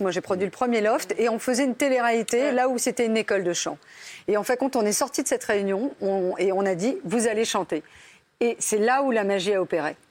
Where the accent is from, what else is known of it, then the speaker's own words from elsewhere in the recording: Basque Country, Nouvelle-Aquitaine, France; je viens du Pays Basque